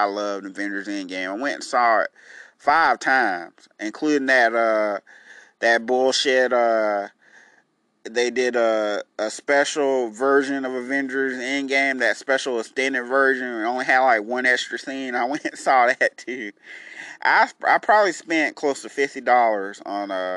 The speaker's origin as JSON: {"language": "English", "town": "Enterprise", "region": "Alabama", "country": "United States", "tie": "born or raised there", "said": "in my hometown, if you live in Enterprise"}